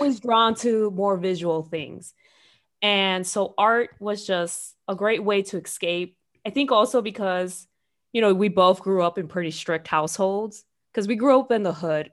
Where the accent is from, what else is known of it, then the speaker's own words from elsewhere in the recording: Chicago, Illinois, United States; growing up in Chicago